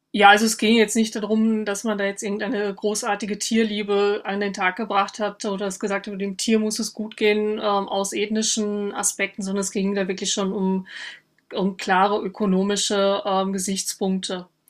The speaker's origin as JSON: {"language": "German", "region": "North Rhine-Westphalia", "country": "Germany", "also_born_or_lived": "Vienna, Austria", "moved": "as an adult", "said": "an meinem äh, Dialekt hören, dass ich keine Österreicherin bin, auch keine Wienerin, sondern ich komme aus Nordrhein-Westfalen"}